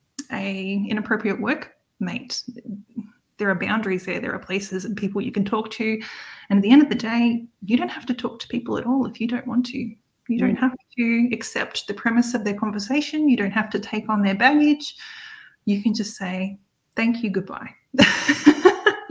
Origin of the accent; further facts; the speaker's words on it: Australia; accent: Australian; my Australian accent